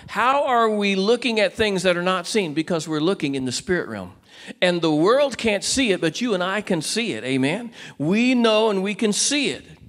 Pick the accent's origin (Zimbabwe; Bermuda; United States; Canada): United States; Walnut Creek, California; now in Cedar Park, United States; I was born in Walnut Creek, California. I live in Cedar Park, Texas